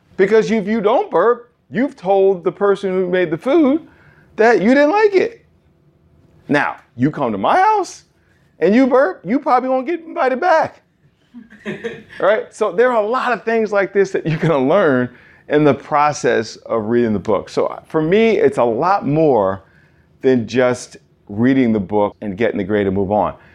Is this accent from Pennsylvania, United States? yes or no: no; New York, United States; I'm a New Yorker.